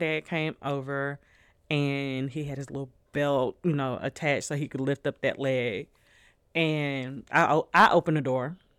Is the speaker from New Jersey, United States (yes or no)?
no; Nashville, Tennessee, United States; also born or lived in New Orleans, Louisiana; we're all from Louisiana. Even though we grew up in Nashville